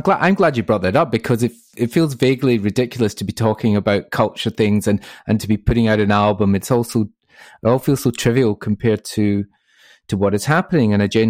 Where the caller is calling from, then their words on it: Glasgow, Scotland, United Kingdom; I'm from sunny Glasgow this morning.